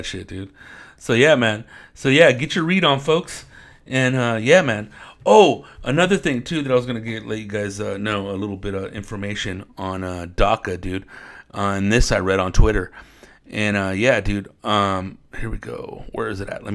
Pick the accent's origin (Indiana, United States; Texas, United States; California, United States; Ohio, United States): California, United States; Riverside; I'm from Riverside, California